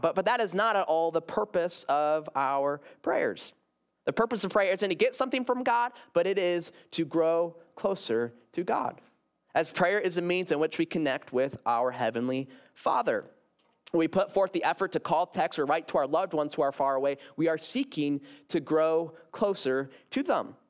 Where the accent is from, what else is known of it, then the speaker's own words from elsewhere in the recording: Grand Rapids, Michigan, United States; I came from Garden Park Church up in Grand Rapids, Michigan